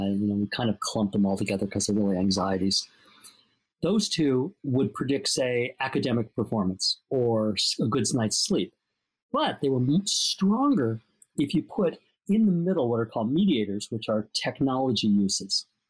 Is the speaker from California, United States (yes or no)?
yes; Los Angeles, California, United States; I grew up in Los Angeles too